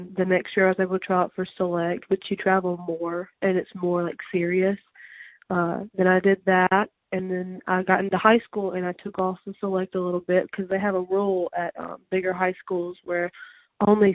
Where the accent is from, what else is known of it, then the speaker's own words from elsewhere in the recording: Tupelo, Mississippi, United States; also born or lived in Pontotoc, Mississippi; I'm originally from Tupelo. I was born there and lived there up until my 10th grade year of high school.